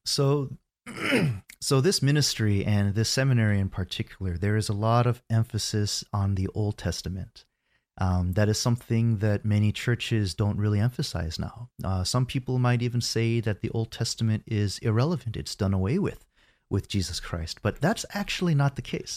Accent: United States; I was born in the States, and I spent my first thirty years growing up in America

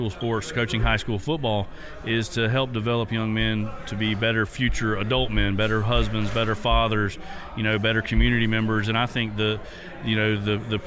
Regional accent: Dixie County, Florida, United States; I grew up in Dixie County, just right across the river

